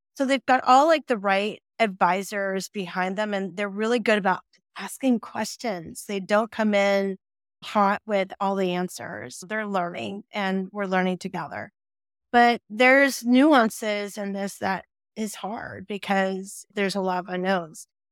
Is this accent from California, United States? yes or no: yes; Silicon Valley, California, United States; born and raised in Silicon Valley